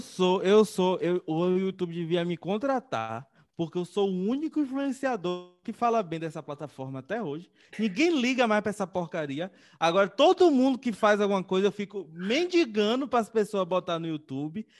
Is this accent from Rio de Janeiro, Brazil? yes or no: no; interior of Bahia, Brazil; sou do interior da Bahia